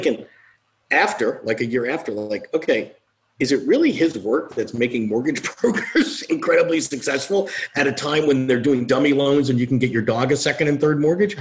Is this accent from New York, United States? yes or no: yes; New York, United States; I'm a New Yorker. I was here